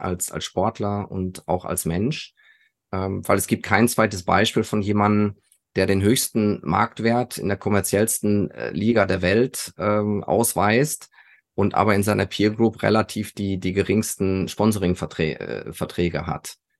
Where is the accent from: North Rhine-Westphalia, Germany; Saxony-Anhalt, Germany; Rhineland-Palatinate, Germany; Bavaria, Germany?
North Rhine-Westphalia, Germany; Sauerland; als Junge aus dem Sauerland